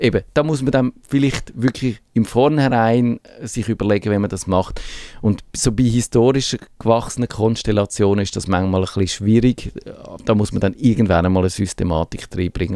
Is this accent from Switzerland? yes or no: yes; Switzerland; wir als Schweizer